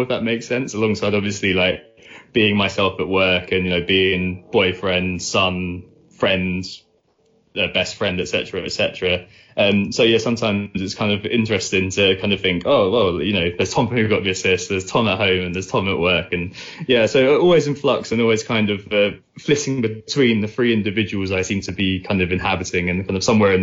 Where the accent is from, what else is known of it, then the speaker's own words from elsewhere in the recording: Essex, East of England, United Kingdom; moved away as an adult; also born or lived in Netherlands / Bristol; now in London, United Kingdom; I'm from Essex originally. Me and Nick both went to the same secondary school together